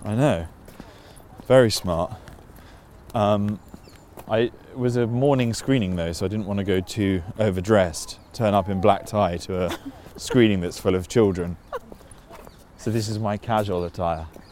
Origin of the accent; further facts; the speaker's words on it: London, United Kingdom; we grew up in Putney